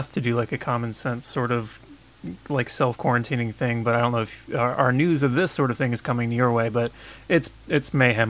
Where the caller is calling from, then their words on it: California, United States; I'm calling from California